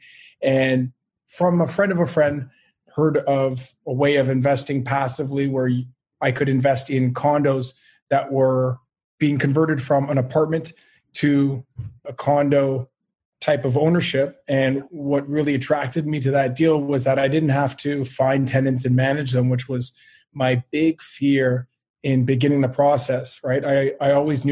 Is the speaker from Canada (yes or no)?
yes; Montreal, Quebec, Canada; born and raised in Montreal, and I do love it here